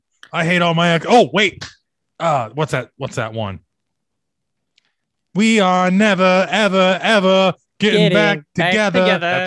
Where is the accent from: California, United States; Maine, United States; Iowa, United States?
Iowa, United States; We're from Iowa, where people are fucking sensible.